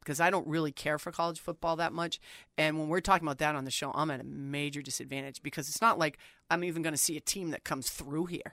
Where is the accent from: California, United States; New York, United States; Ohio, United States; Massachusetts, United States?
New York, United States; Long Island; moved away; I was born on Long Island in New York City